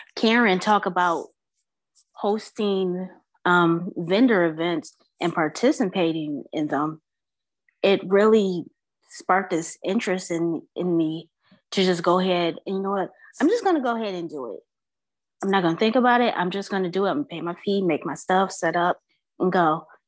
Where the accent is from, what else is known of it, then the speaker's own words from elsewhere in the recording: Michigan, United States; moved away as an adult; now in Atlanta, United States; I'm originally from Michigan. I've been down here in Metro Atlanta for about five years